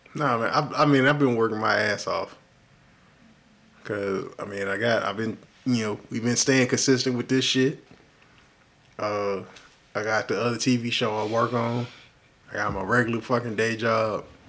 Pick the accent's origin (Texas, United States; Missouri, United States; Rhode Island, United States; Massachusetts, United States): Texas, United States; Houston; I love Houston. I'm from Houston